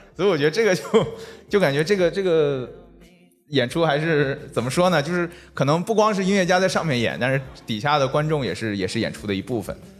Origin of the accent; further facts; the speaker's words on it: Northeast China, China; moved away; 我也是东北人嘛嗯。然后我很早就离开东北了